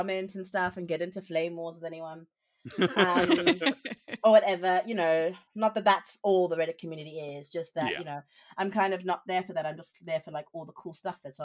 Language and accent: English; South Africa; moved away as an adult; now in United Kingdom; I'm South African, so I'm not even from here, and I'm an immigrant in the UK